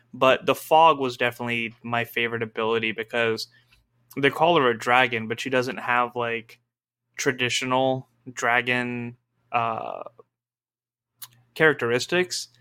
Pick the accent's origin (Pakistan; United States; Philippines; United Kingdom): Pakistan; my culture as a Muslim, as a Pakistani